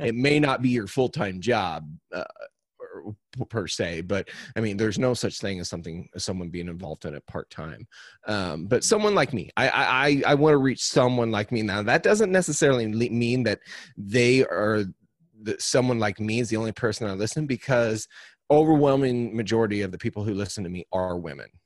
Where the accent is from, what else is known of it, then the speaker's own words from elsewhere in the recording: Cuba, Missouri, United States; I am from Cuba, Missouri, which is about, um, it's about halfway between Springfield and Saint Louis, Missouri